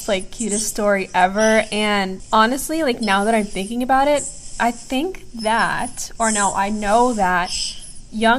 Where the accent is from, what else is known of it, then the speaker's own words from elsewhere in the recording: Palestine; now in United States; I'm from Palestine.